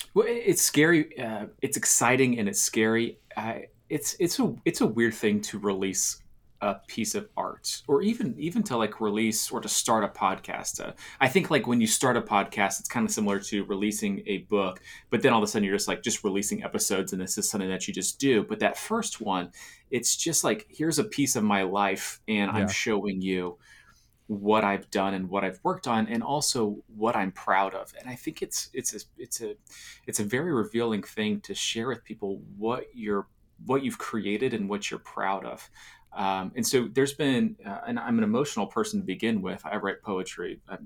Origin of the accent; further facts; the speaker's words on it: Florida, United States; now in Nashville, United States; I grew up in Florida, right? So I love being warm.